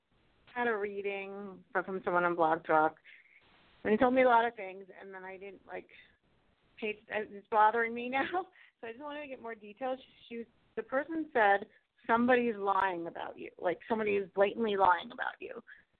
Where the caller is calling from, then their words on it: Colorado, United States; Hi, I'm calling from Colorado.